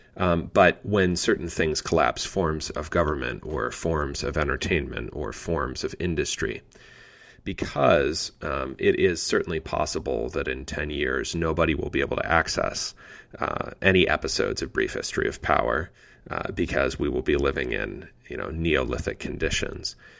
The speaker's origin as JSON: {"language": "English", "region": "Pennsylvania", "country": "United States", "tie": "born or raised there", "moved": "yes", "lives_now": "Indiana, United States", "said": "my home state of Pennsylvania"}